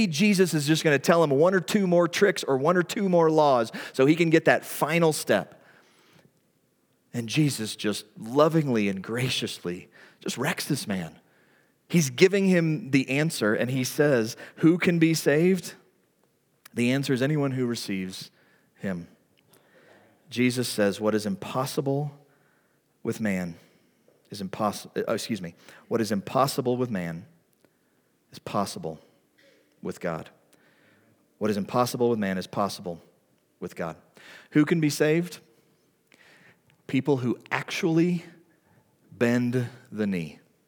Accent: the Bible Belt, United States; like I grew up in the Bible Belt in the 80s

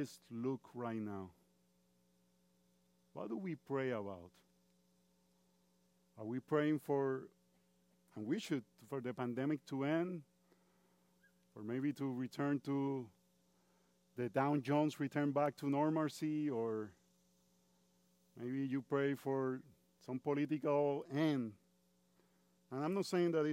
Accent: Puerto Rico; first language Spanish; English is a second language; moved away as an adult; now in United States; I've been 23 years in the United States. And I come from Puerto Rico, which is part of the United States. But we are different because we speak Spanish

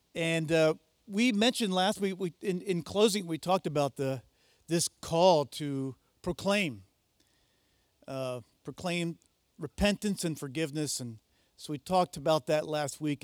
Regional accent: United States; I'm an American.

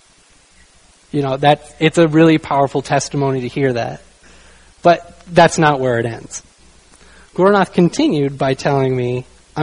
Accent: United States; I'm from the United States

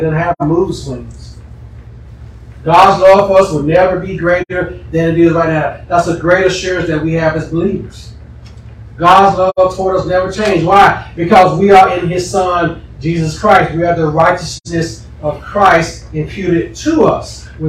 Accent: Huntsville, Alabama, United States; I'm from Huntsville.

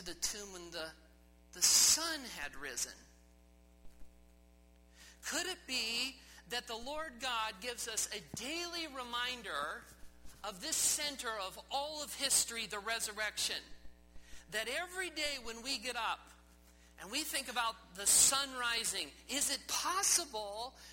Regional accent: Midwest, United States; moved away; as a boy growing up in the Midwest, it was flat where I grew up

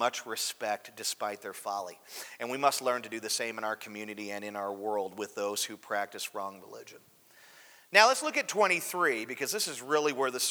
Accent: United States; I'm really disenfranchised about living here

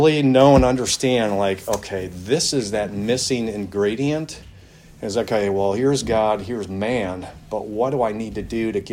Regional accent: Milwaukee, Wisconsin, United States; I grew up in Milwaukee, Wisconsin, in a subdivision there

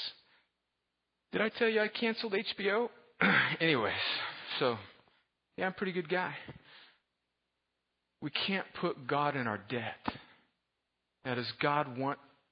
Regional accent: United States; I'm an American, I'm a Westerner

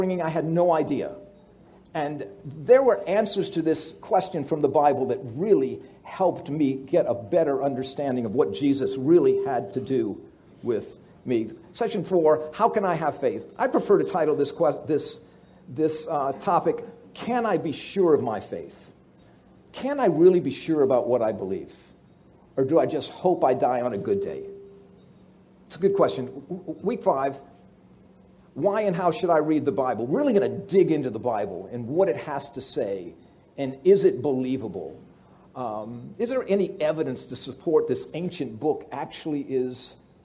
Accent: New Orleans, Louisiana, United States; Both Annette and I grew up in New Orleans

